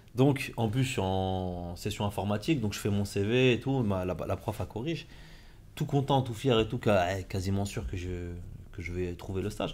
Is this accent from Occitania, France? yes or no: no; Compiègne, Hauts-de-France, France; moved away; j'étais à Compiègne. Je suis né à Compiègne, mhm. j'ai fait mes études là-bas.